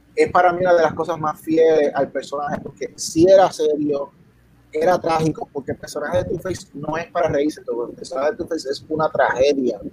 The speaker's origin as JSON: {"language": "Spanish", "country": "Puerto Rico", "said": "yo soy de Puerto, vengo de Puerto Rico"}